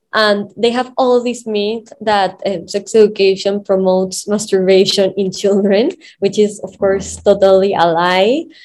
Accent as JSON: {"language": "English", "region": "Lima", "country": "Peru", "said": "I'm from Lima, Peru"}